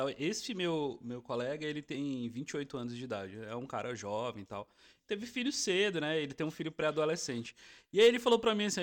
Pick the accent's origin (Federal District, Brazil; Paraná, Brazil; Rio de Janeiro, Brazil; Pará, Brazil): Federal District, Brazil; Brasília; A gente, a gente tá da nossa referência, somos de Brasília e tal.